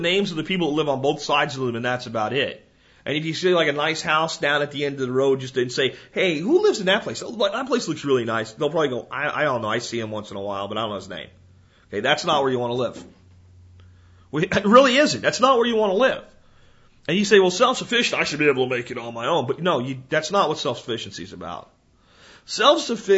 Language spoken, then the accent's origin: English; New Jersey, United States; moved away; I was born in New Jersey. You know, it's hard to completely turn your back on a place where you were born. There's some part of me will always be a Jersey kid, you know? But I can't see living there